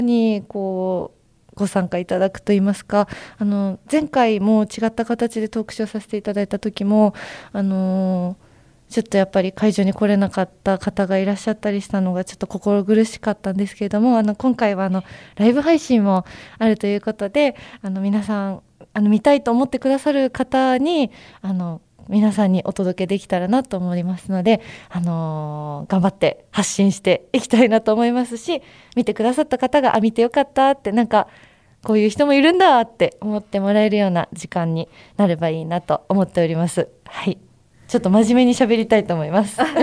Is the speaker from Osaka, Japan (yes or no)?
no; Takarazuka, Hyogo, Japan; 私、あの、生まれも育ちも宝塚なので